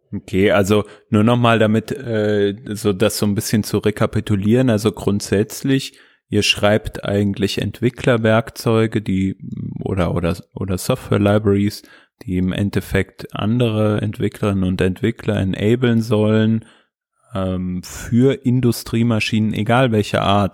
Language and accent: German; Hesse, Germany; ich bin ja auch Hesse